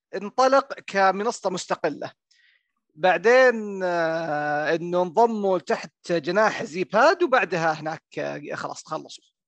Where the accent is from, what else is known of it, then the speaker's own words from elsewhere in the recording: Riyadh, Riyadh Province, Saudi Arabia; وانا من الرياض